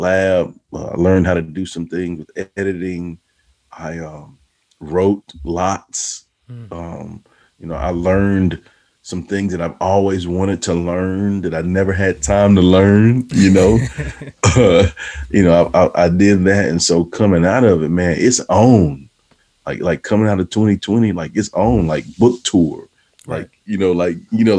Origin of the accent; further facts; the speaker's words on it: Texas, United States; a guy from a small town in Texas, you know, my hometown